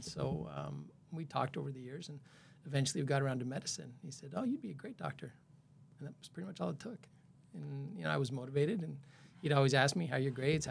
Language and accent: English; El Paso, Texas, United States; moved away; I'm from El Paso, Texas.